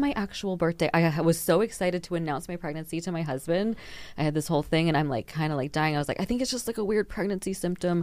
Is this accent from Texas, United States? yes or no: yes; Texas, United States; moved away as an adult; now in Denmark; I'm from Texas